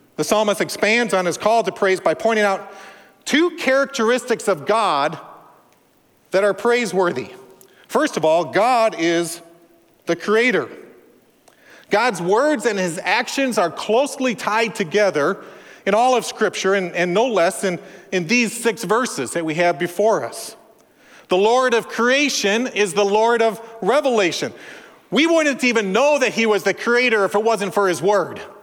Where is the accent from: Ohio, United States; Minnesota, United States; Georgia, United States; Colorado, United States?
Minnesota, United States; I'm from Minnesota, land of Scandinavians and Germans, Norwegians, pretty restrained people